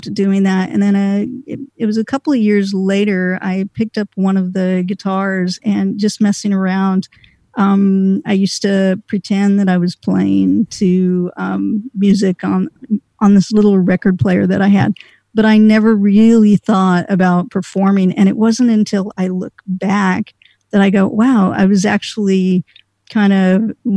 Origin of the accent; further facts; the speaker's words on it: California, United States; I grew up in California in the 70s when I was really young